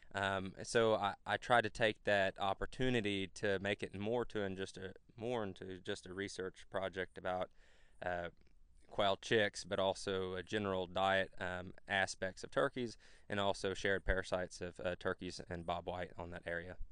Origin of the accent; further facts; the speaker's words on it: Flatonia, Texas, United States; moved away as an adult; now in Georgia, United States; I'm originally from Central Texas, a smaller town called Flatonia